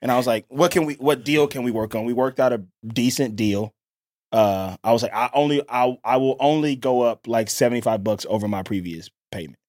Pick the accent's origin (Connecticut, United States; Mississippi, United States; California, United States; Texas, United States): Mississippi, United States; I'm from Mississippi